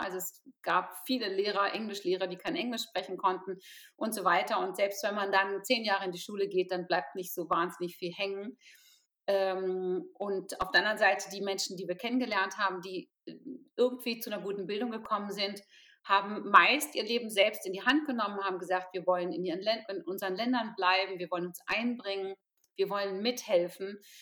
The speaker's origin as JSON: {"language": "German", "town": "Potsdam", "region": "Brandenburg", "country": "Germany", "said": "ich komme aus Potsdam"}